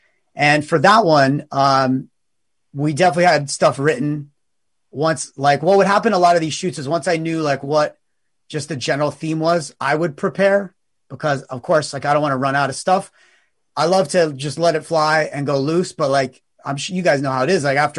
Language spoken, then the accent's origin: English; East Coast, United States; also born or lived in New York City; now in Los Angeles, United States; I've been in LA, I think maybe 6 years. So I'm originally from the East Coast, but I was in New York City before I moved here.